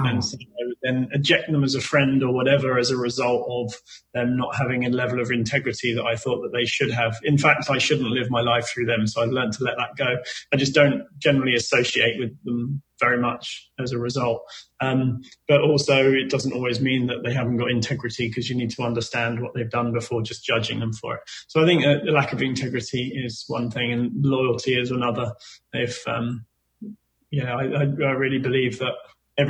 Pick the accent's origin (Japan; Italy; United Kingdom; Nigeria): United Kingdom; England; we're English